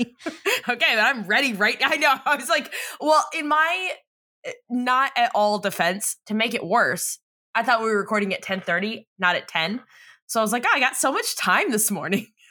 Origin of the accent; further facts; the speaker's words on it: San Diego, California, United States; we're from America's Finest City